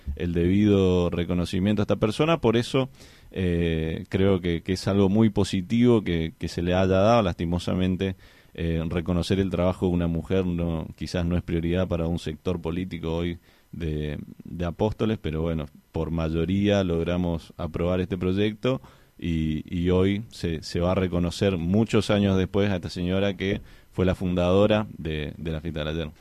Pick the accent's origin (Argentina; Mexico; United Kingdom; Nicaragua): Argentina